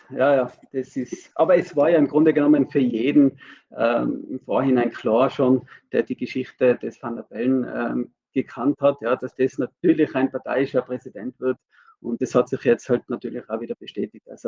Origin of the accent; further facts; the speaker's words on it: Tyrol, Austria; ich als Tiroler bin ja betroffen